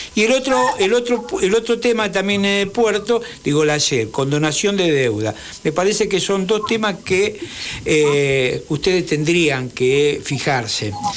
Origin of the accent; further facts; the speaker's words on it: Avellaneda, Buenos Aires Province, Argentina; Yo soy de Avellaneda